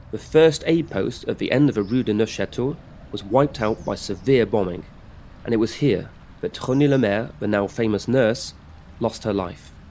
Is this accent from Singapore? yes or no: no; United Kingdom; also born or lived in France; I'm British and French.